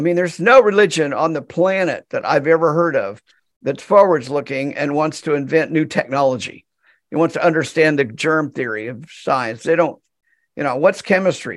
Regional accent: United States; I'm American

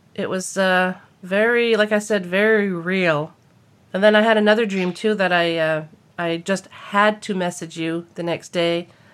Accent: New Brunswick, Canada; moved away; I was back in my hometown in New Brunswick

